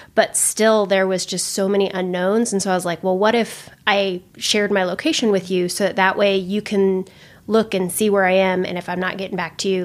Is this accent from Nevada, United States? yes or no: yes; Eastern Nevada, United States; moved away; I grew up in Eastern Nevada, like the closest grocery store is an hour and a half away.